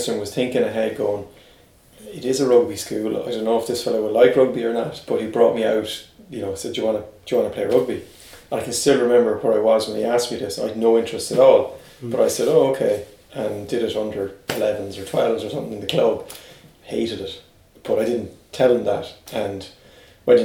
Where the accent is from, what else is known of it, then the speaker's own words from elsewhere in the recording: Limerick, Munster, Ireland; I was from Limerick, brought up there.